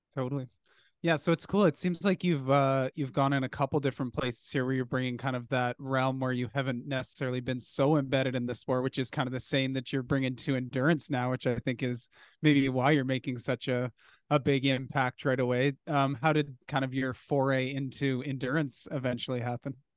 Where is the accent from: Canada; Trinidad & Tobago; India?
Canada; we're Canadian